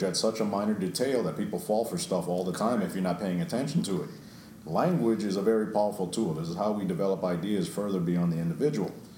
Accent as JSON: {"language": "English", "region": "New York", "country": "United States", "tie": "born or raised there", "said": "I grew up in New York"}